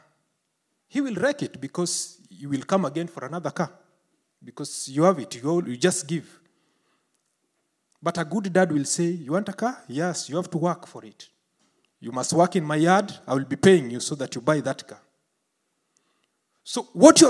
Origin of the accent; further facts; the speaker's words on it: Kenya; In Kenya, where I came from